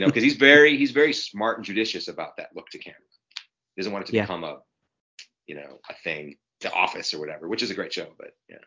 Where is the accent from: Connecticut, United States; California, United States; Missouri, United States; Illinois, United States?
Illinois, United States; Chicago; I grew up in Chicago.